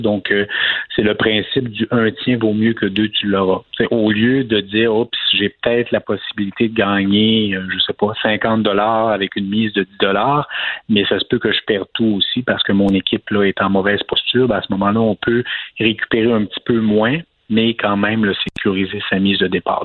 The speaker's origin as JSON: {"language": "French", "region": "Quebec", "country": "Canada", "said": "en tant que Québécois"}